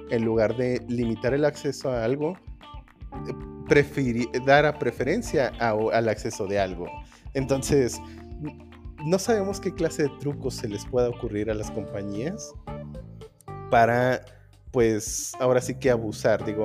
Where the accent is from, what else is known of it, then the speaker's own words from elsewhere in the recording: Mexico; no estamos en peligro como mexicanos